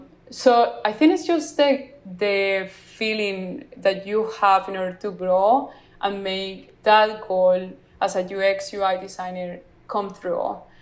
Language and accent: English; Colombia; I want to be that Latina that yeah. is going to shine in the world besides narcos, because I'm from Colombia.